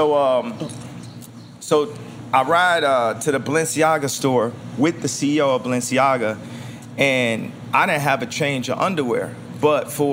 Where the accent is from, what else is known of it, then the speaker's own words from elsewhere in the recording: Atlanta, Georgia, United States; I was born in Atlanta